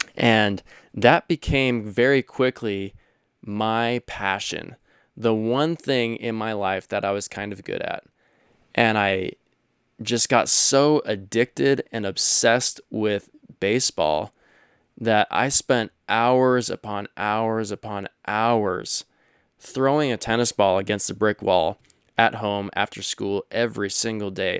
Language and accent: English; Stockton, California, United States; I grew up in California